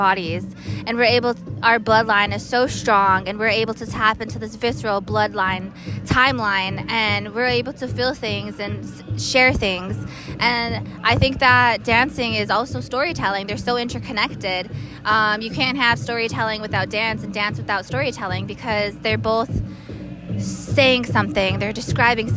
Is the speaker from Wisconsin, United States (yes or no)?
yes; Wisconsin Dells, Wisconsin, United States; also born or lived in Santo Domingo Pueblo, New Mexico; I'm from Wisconsin Dells, Wisconsin, and San Diego Pueblo